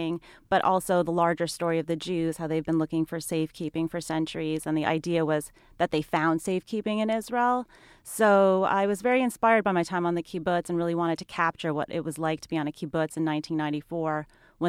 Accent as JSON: {"language": "English", "country": "Canada", "tie": "born or raised there", "also_born_or_lived": "Montreal", "moved": "yes", "said": "I grew up in Canada"}